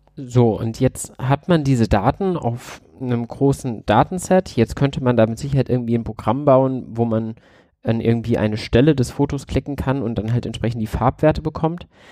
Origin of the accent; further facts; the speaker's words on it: Bad Vilbel, Hesse, Germany; ich komme aus Bad Vilbel, nähe dem Frankfurter Flughafen